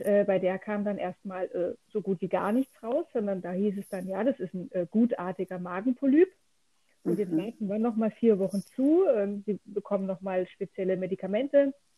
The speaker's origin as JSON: {"language": "German", "town": "Lörrach", "region": "Baden-Württemberg", "country": "Germany", "said": "ich komme ganz aus dem Süden Deutschlands, ähm, aus dem Dreiländereck. Deutschland, Schweiz und Frankreich. Ah. Ja, ähm, in der Nähe von Freiburg"}